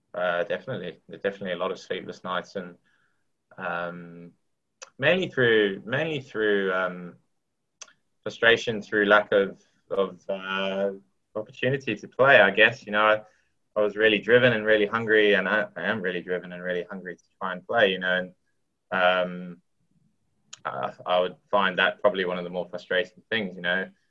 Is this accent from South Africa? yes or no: yes; South Africa; now in England; I, I grew up in South Africa